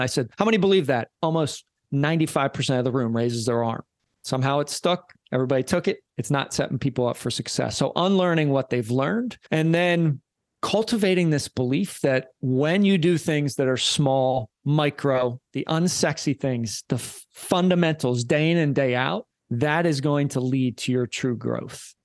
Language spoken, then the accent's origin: English; Philadelphia, Pennsylvania, United States; I'm from Philly